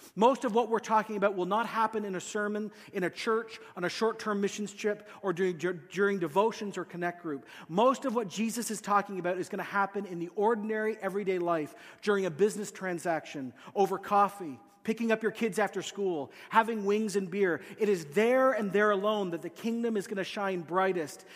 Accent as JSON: {"language": "English", "town": "Quito", "region": "Pichincha", "country": "Ecuador", "tie": "born or raised there", "moved": "yes", "said": "I grew up in a city called Quito"}